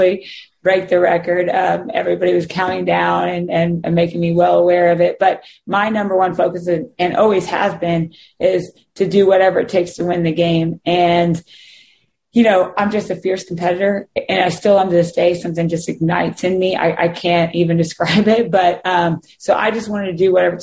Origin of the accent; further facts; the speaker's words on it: Kansas, United States; growing up in Kansas and playing there